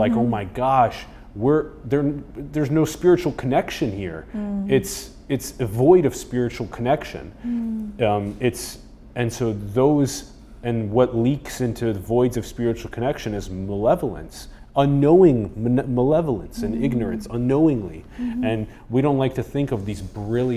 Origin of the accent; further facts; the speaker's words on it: United States; I was born in the United States